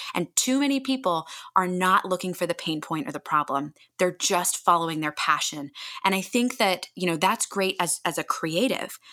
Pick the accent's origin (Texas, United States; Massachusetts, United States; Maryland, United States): Maryland, United States; Annapolis; moved away as an adult; also born or lived in California; a community in my hometown of Annapolis, Maryland